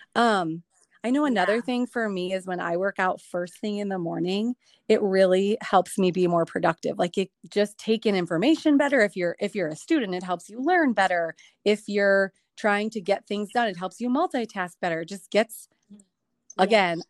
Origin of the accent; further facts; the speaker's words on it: Chicago, Illinois, United States; moved away as an adult; now in Dominican Republic; I'm originally from Chicago